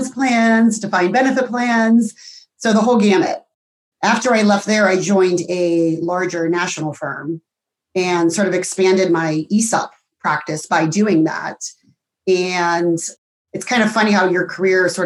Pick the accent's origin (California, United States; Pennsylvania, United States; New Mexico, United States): Pennsylvania, United States; Pittsburgh; moved away as an adult; also born or lived in Columbus, Ohio; born and raised in Pittsburgh